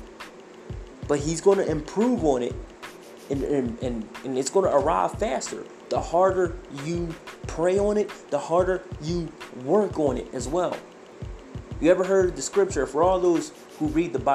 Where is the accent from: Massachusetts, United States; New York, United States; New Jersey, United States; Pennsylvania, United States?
Pennsylvania, United States; Philadelphia; moved away as an adult; now in Idaho, United States; I grew up in the ghetto of North Philadelphia. I grew up in Hunter Park Avenue